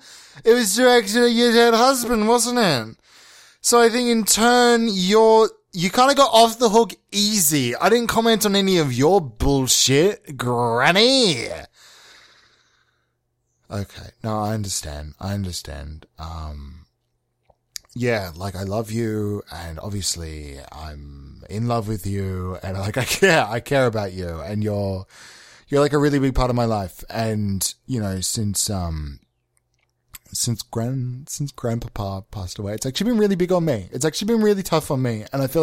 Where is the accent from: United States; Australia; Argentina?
Australia; I'm Australian, I know all the things. I'm true blue.